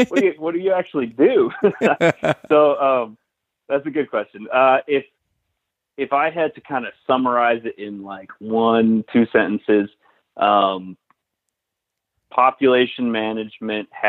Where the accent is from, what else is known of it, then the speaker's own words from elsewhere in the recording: Western New York, United States; moved away as an adult; also born or lived in Alaska / Virginia / Michigan / Alberta, Canada; now in Pennsylvania, United States; I'm originally from Western New York, so I'm not a PA native